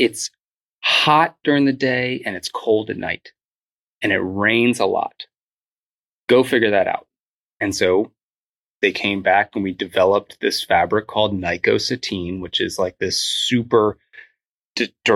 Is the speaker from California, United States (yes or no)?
no; Northern Virginia, United States; I grew up in Northern Virginia